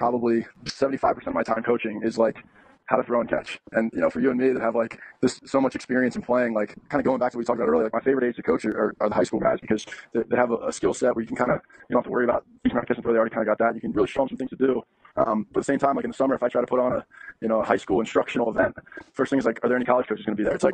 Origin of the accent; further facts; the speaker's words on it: East Coast, United States; growing up on the East Coast